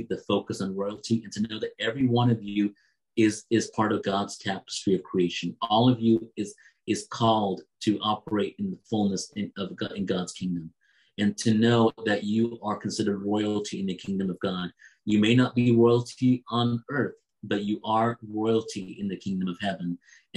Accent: United States; also born or lived in England; I was born in England, but I was very young when we moved to America.

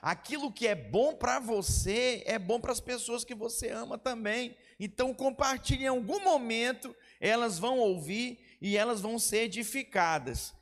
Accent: Manaus, Amazonas, Brazil; Eu sou de Manaus, Amazonas

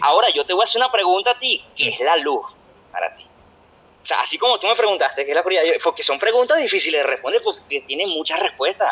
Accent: Venezuela; moved away as an adult; now in Brazil; somos venezolanos

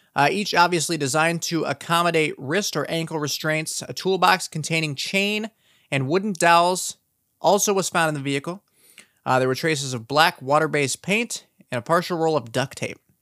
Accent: South Dakota, United States; my home state of South Dakota and the town that I currently reside

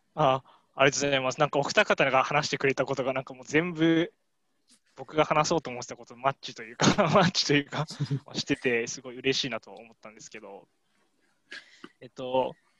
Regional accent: Miyagi, Japan; 自分の出身地が宮城県

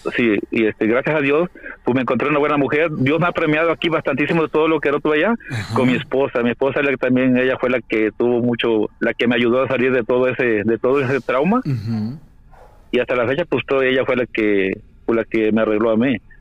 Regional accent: Veracruz, Mexico; moved away; yo soy mexicano. Y la verdad, no me avergüenzo de ser mexicano, soy de allá de Veracruz.

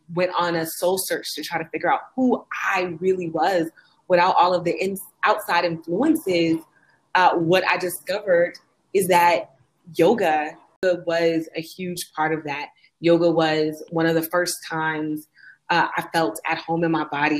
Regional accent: Oakland, California, United States; moved away as an adult; also born or lived in Austin, Texas; my hometown of Oakland, California

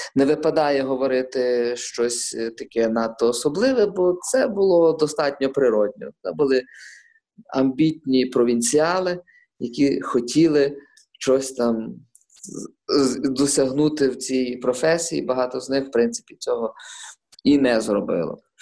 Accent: Lviv, Lviv Oblast, Ukraine; я, як львів'янин, е, інколи взагалі е, своїм капіталом вважаю власне свою львівськість.

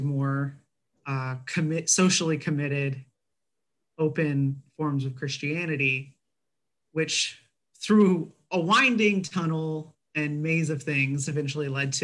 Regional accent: Texas, United States; I grew up in Texas

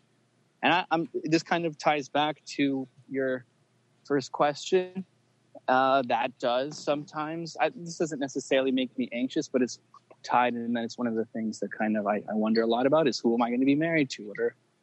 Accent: Los Angeles, California, United States; I was born in L.A. I'm American, but my parents are from Yugoslavia

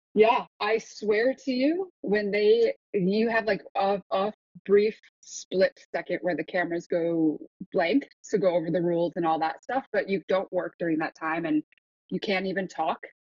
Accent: Grand Rapids, Michigan, United States; also born or lived in Seoul, South Korea; So I was born in Seoul and then I flew from Seoul to Detroit, Michigan, and drove across the country to where I inevitably grew up, which was Grand Rapids

